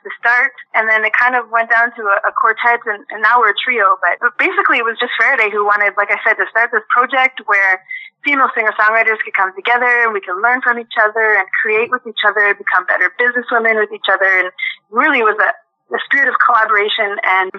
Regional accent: Saskatoon, Saskatchewan, Canada; first language French; English is a second language; I'm actually a Francophone from Saskatchewan. I'm a Francophone, so my first language is French, even though I've spent most of my life here in Saskatchewan.

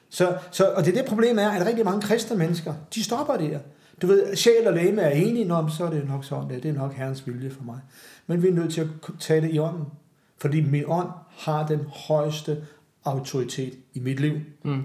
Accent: Glostrup, Capital Region of Denmark, Denmark; nu er jeg fra Københavns Vestegn

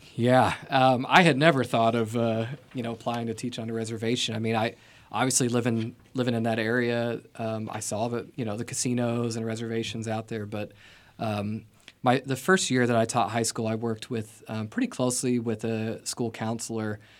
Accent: Vienna, Illinois, United States; moved away; I grew up in Vienna, Illinois. It's a, um, small town in, um, what I would call southernmost Illinois

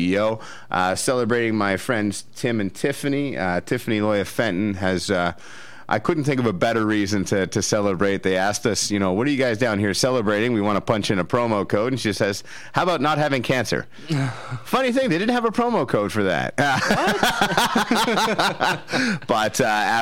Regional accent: Dunnville, Ontario, Canada; now in Toronto, Canada; my hometown of Dunnville

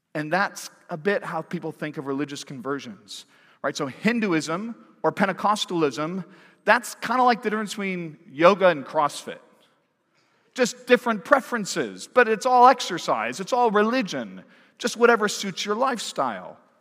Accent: Pac-12 territory, the West, United States; also born or lived in Washington, D.C., United States; now in Fayetteville, United States; I grew up in Pac twelve territory

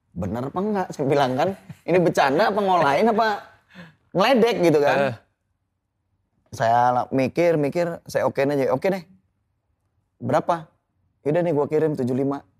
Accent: Lampung, Indonesia; dari ya emang di kampung saya lingkungannya ganja sabu itu emang emang lumrah gitu loh. Hmm. Di pergaulan di situ di Lampung tuh kayak kayak beli kacang

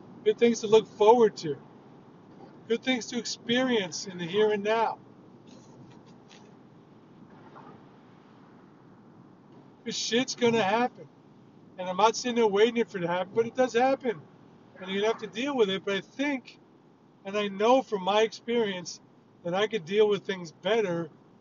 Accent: New York, United States; I grew up in a hostile, loud, combative environment where I'm a peacenik. And I'm surrounded by people growing up in New York

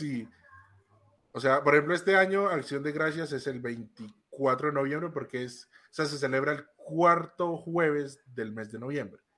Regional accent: Colombia

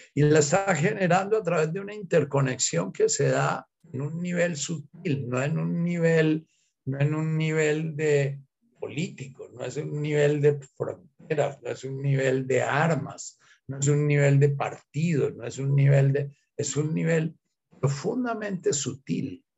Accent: Colombia

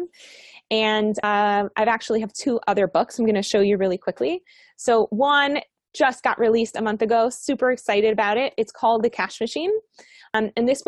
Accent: Miami, Florida, United States; moved away as an adult; also born or lived in Colombia; now in Israel; I grew up in Miami.

